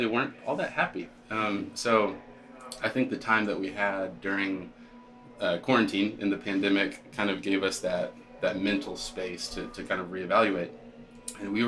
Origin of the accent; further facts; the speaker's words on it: Texas, United States; moved away as an adult; now in Martinsville, United States; So I grew up in Texas, went to school in Texas, and worked in oil and gas in Texas actually before this.